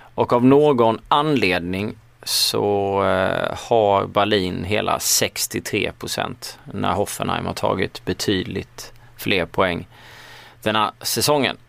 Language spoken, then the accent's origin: Swedish; Småland, Sweden; accent: Småländska; jag sitter i alla fall med min småländska stämma